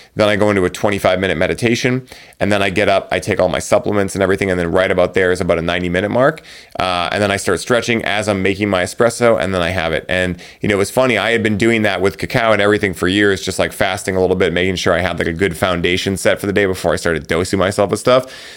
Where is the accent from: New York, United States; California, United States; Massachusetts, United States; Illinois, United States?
Massachusetts, United States; Boston; I'm from Boston